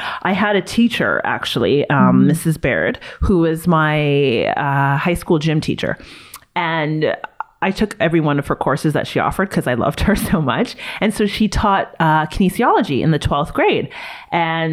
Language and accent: English; Toronto, Ontario, Canada; growing up in Toronto